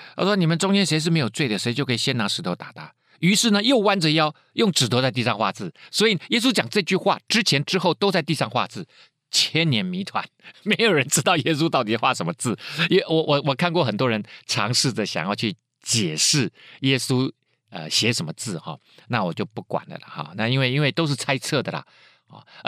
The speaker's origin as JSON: {"language": "Chinese", "country": "Taiwan", "said": "就像以前我们台湾人是在日本人的统治之下"}